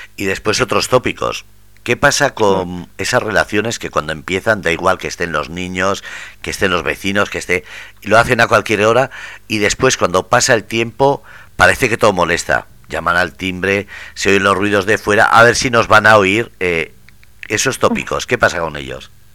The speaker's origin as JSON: {"language": "Spanish", "area": "Ermua", "region": "Basque Country", "country": "Spain", "tie": "born or raised there", "said": "mi pueblo, en Nermua"}